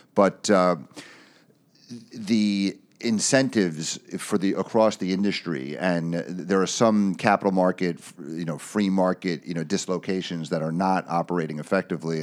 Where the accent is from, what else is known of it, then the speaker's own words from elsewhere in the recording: United States; as an American citizen